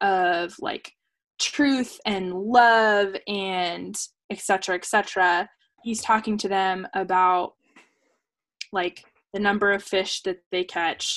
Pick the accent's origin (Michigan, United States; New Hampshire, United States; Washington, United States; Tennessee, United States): Washington, United States; Seattle; first language English; English will always be my first language. I will always have been born in Seattle.